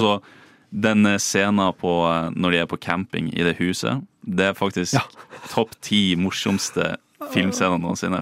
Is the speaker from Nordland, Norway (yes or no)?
yes; Bodø, Nordland, Norway; moved away as an adult; also born or lived in Oslo; jeg kommer fra Bodø og skal flytte til storbyen Oslo